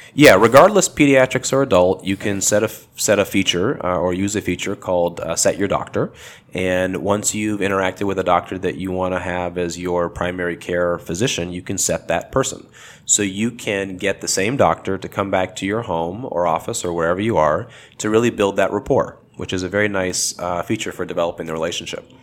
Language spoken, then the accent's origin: English; Los Angeles, California, United States; I grew up in Los Angeles, and I still live in the L A area today